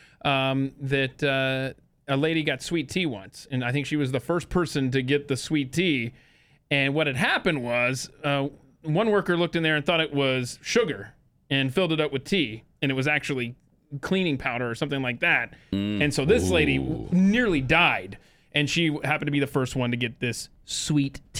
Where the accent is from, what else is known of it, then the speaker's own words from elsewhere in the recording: United States; we were born and raised in America